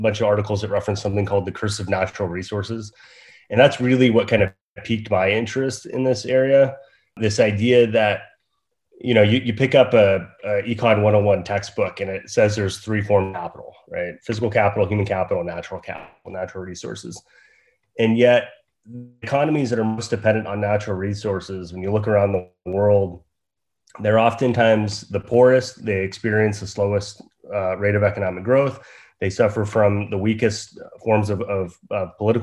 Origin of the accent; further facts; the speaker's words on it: Northern California, United States; moved away as an adult; also born or lived in Wyoming; I grew up in Northern California, just a few hours away from Reno